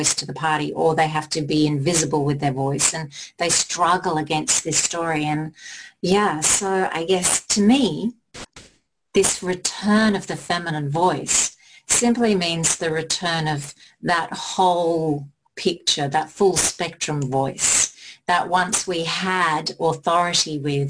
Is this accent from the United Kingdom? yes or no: yes; England, United Kingdom; I was born in England